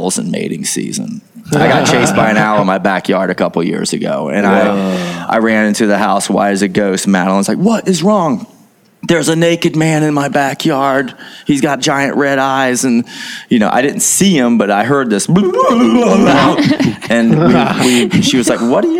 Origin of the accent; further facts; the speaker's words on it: St. Simons Island, Georgia, United States; I've growing up on St. Simon's